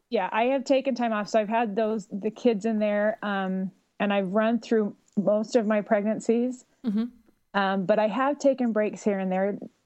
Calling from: Eagle Mountain, Utah, United States; also born or lived in Boston; I'm calling from Eagle Mountain, Utah.

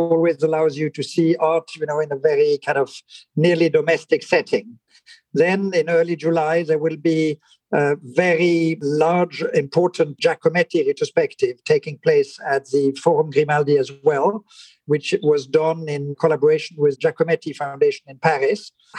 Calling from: Monaco; I am zooming in from Monaco.

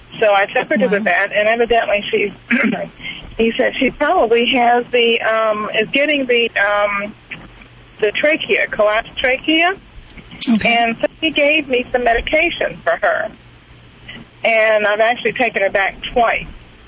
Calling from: St. Petersburg, Florida, United States; I'm from St. Petersburg, Florida.

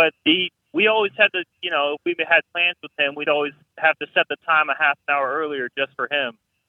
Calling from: Youngstown, Ohio, United States; I'm calling from Youngstown, Ohio.

